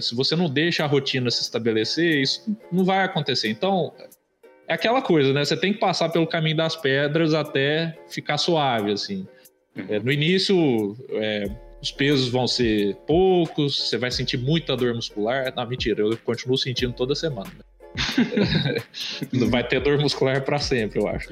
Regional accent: interior of Minas Gerais, Brazil; moved away; eu sou de Minas, né, do interior de Minas

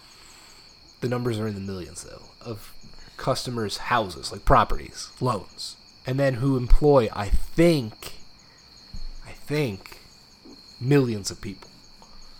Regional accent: United States; I'm an American

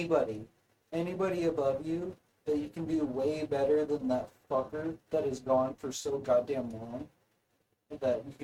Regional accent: Oregon, United States; we were growing up in Oregon and everything was natural

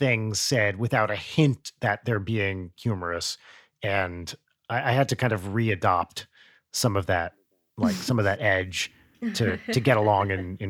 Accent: New Jersey, United States; moved away as an adult; I had the same thing when I moved to California for grad school. I moved from Jersey, from the East Coast. I went to San Diego for grad school

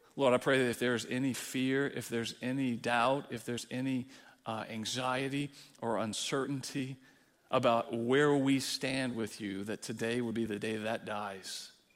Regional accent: Texas, United States; moved away; as a Texan

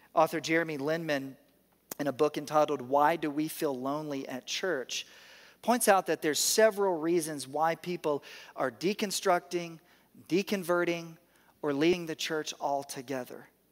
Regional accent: the South, United States; I'm from the South

